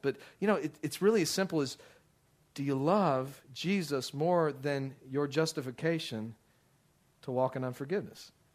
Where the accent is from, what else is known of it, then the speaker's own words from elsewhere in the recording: Midland, Texas, United States; also born or lived in Dallas, Texas; I grew up out in Midland, Texas, and we often, when we lived out in the country